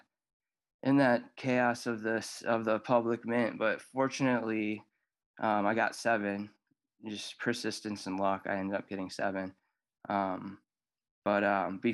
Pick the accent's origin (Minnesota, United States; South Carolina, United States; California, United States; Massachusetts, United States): Minnesota, United States; Woodbury; I'm from Woodbury, Minnesota